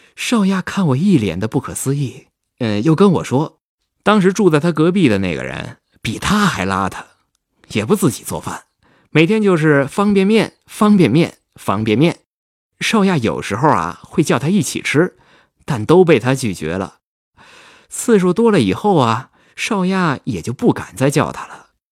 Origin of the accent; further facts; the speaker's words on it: Heilongjiang, China; moved away as an adult; also born or lived in Chengdu; 我老家是黑龙江的嘛，所以我是从中国的最北边儿开始，一路向南，打算游遍所有的省份